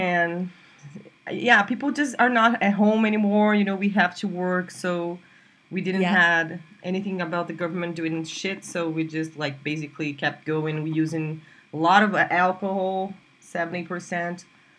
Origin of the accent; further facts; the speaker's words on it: Brasília, Federal District, Brazil; born there; Yeah, so I was born in Brasilia, Brazil, where I live today, but I moved a lot. And I was born here, but I went away when I was 2 because my father got a job in another state